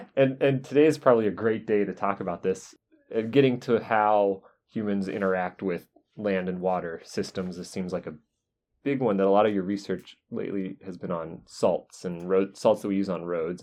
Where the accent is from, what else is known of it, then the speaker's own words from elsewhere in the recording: North Carolina, United States; now in Wisconsin, United States; I grew up in North Carolina